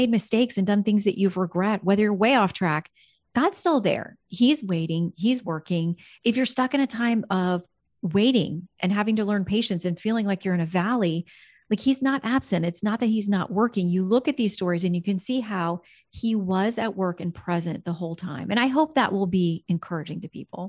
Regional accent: Fort Lauderdale, Florida, United States; moved away as an adult; also born or lived in Tallahassee, Florida; I'd spent my whole childhood growing up in South Florida around the Fort Lauderdale area

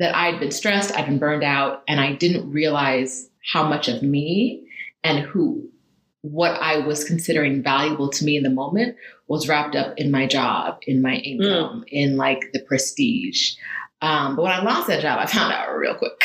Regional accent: Riverside, California, United States; moved away as an adult; also born or lived in London, United Kingdom; now in Mexico City, Mexico; I grew up in California

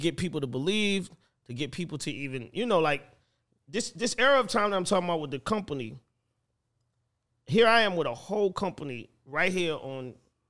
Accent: Atlanta, Georgia, United States; I'm from here. You know what I'm saying? I'm from Atlanta.

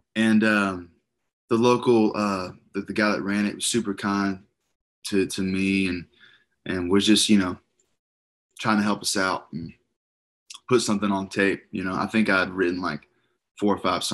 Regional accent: Arkansas, United States; being from Arkansas

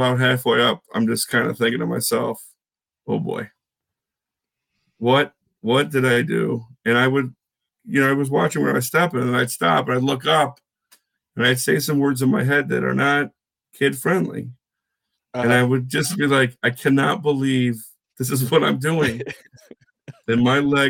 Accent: Syracuse, New York, United States; growing up in Syracuse, my family owned a camper

